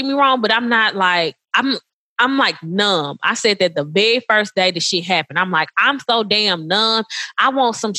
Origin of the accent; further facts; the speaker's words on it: Madison, Mississippi, United States; I grew up in Madison, Mississippi.